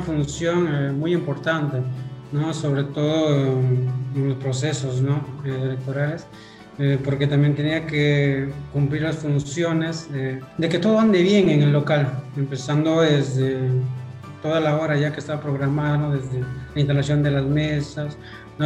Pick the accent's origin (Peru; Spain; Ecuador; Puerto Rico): Peru; Yauli, Huancavelica; moved away as an adult; now in Pisco, Peru; Yo soy natural de Huancabelica. Eh, nací allá en un distrito Yauli. Crecí allá, estudié primaria, secundaria, también allá.